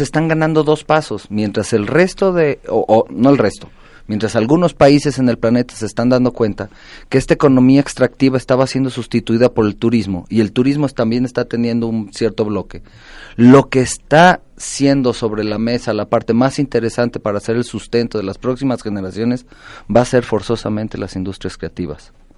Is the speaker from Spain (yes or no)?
no; Mexico; nos define como mexicanos